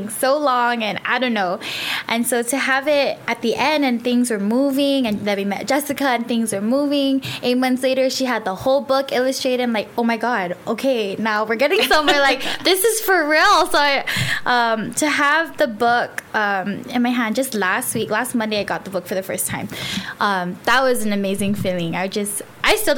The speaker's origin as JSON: {"language": "English", "town": "Merizo", "country": "Guam", "said": "now I'm up central from Malesso"}